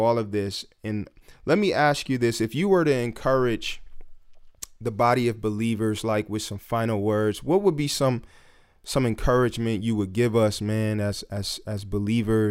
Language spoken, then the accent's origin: English; Detroit, Michigan, United States; growing up in Detroit